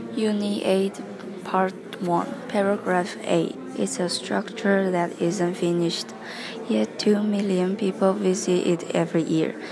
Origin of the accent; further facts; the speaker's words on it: Taipei, Taiwan; English is a second language; Taipei is my hometown